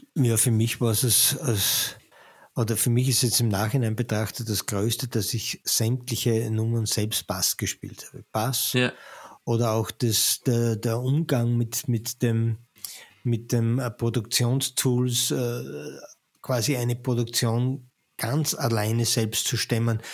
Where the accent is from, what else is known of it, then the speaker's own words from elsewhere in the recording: Austria; wir als Österreicher